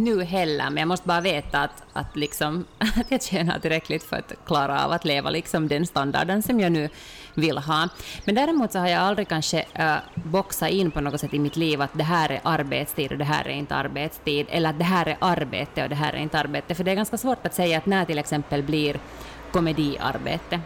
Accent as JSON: {"language": "Swedish", "country": "Finland"}